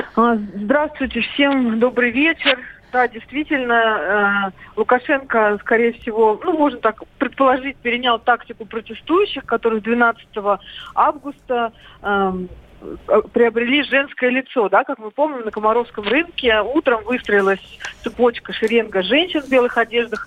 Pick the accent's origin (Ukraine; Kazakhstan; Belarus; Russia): Belarus; moved away; сама родом из Беларуси, много там времени провела и в детстве, и сейчас много бывает.